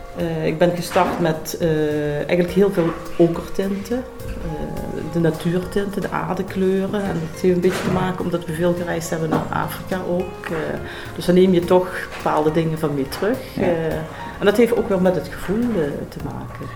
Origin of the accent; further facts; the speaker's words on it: Noorbeek, Limburg, Netherlands; now in Mesch, Netherlands; ik ben geboren in Noorbeek, oorspronkelijk.